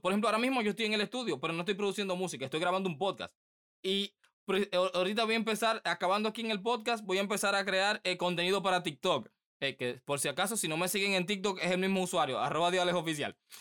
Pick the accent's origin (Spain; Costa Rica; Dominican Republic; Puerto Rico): Dominican Republic; aquí en mi país el, el béisbol es lo que prima